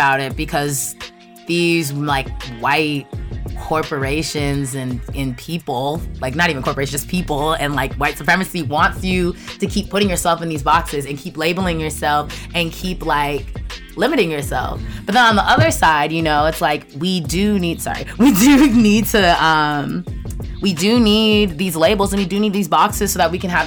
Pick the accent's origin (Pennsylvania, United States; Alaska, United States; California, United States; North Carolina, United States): California, United States; Los Angeles; born or raised there; also born or lived in Culver City, California; now in Brooklyn, United States